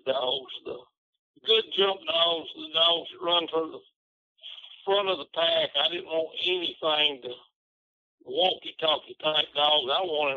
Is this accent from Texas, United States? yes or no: no; Tennessee, United States; moved away as an adult; also born or lived in Lebanon, Tennessee; now in Bearden, United States; I'm from Reedstock, Tennessee. Now I live in southern Arkansas, a little bitty town called Bearden